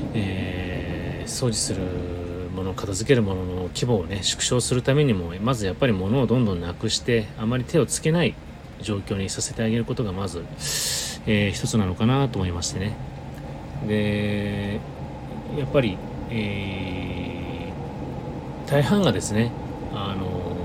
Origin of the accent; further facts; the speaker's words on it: Sapporo, Hokkaido, Japan; moved away; 私の実家はあ北海道の札幌でして